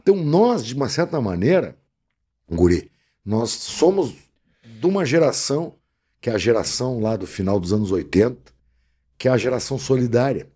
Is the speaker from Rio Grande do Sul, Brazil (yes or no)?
yes; Porto Alegre, Rio Grande do Sul, Brazil; Eu, eu, sou porto-alegrense